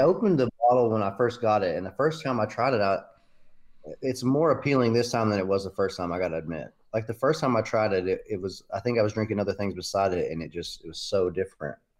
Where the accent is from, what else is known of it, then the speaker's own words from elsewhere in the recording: Knoxville, Tennessee, United States; Everybody's from, originally from Knoxville